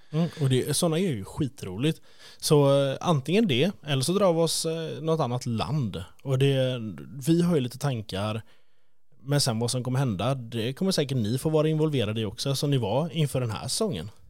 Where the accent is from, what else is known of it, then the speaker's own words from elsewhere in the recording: Sweden; vi är från Sverige